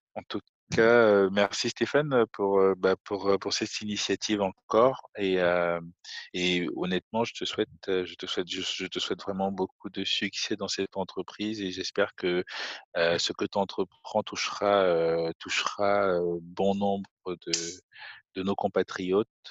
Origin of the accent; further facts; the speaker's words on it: Cameroon; moved away; on a grandi au Cameroun.